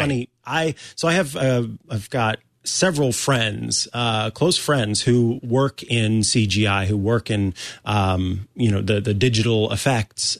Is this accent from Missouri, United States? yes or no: yes; Missouri, United States; moved away; I'm from the Show Me State originally